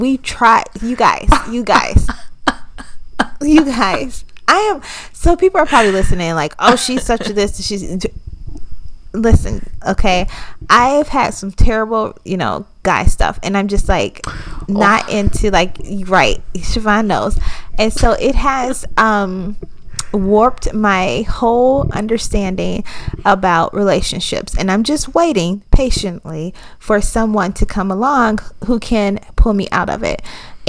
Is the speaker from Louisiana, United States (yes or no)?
no; Minnesota, United States; Yes, I'm from Minnesota. Okay, so we know cold in Minnesota.